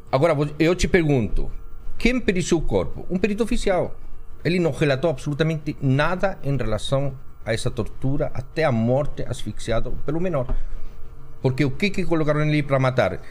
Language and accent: Portuguese; Chile; moved away as an adult; now in Brazil; Eu vim do Chile